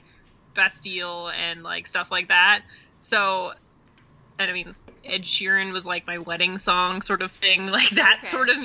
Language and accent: English; Sunshine Coast, British Columbia, Canada; moved away; where I grew up on the Sunshine Coast in BC or British Columbia